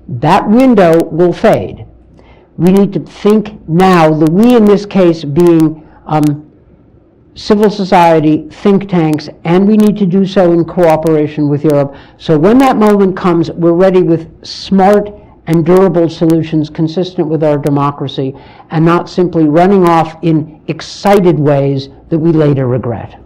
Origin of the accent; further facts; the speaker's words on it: United States; I'm speaking as an American